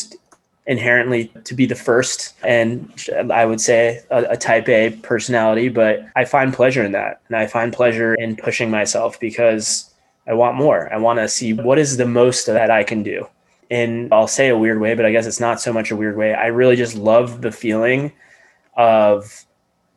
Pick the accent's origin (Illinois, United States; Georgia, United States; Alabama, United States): Georgia, United States; Atlanta; I'm from Atlanta. I grew up in Atlanta.